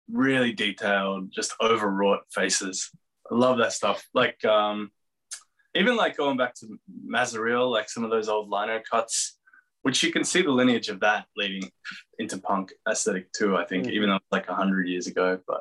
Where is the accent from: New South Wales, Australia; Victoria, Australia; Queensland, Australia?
Victoria, Australia; Geelong; I grew up in Geelong